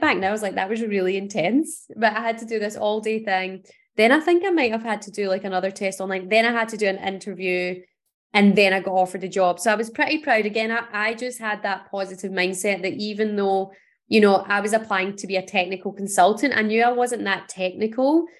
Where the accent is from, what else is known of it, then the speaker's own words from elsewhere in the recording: Paisley, Scotland, United Kingdom; I grew up in Paisley, which is a town outside of Glasgow in Scotland.